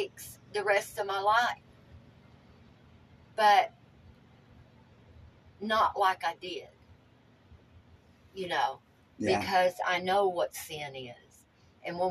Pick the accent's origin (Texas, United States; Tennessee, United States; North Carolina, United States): Tennessee, United States; growing up in Tennessee in the mountains